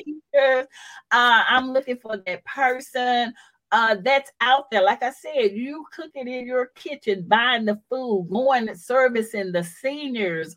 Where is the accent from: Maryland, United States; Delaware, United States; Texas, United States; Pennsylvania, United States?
Texas, United States; Houston; I come from Fifth Ward that's living in the projects